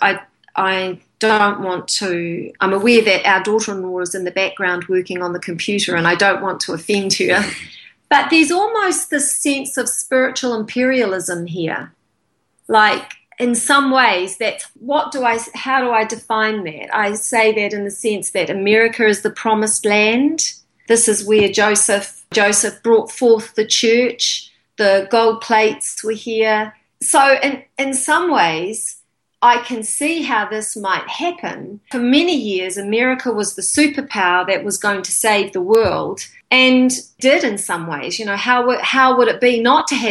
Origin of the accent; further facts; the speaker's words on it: New Zealand; I grew up in New Zealand that was anti-American